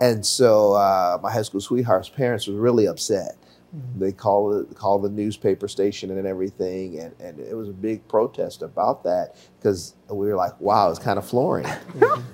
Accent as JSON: {"language": "English", "town": "Chicago", "region": "Illinois", "country": "United States", "tie": "born or raised there", "also_born_or_lived": "Highland Park, Illinois", "said": "I was born and raised on the South Side of Chicago"}